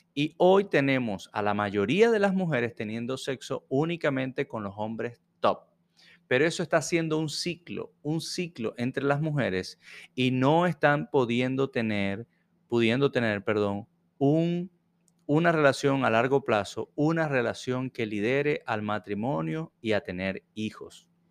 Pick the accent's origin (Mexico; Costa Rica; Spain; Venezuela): Venezuela; now in Jacksonville, United States; Soy venezolano y vivo en Jacksonville, Florida